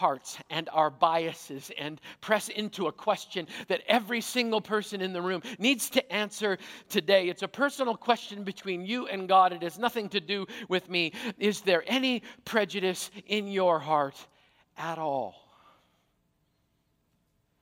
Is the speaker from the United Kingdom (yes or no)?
no; Canada; a Canadian-born, careful now, Caucasian follower of Jesus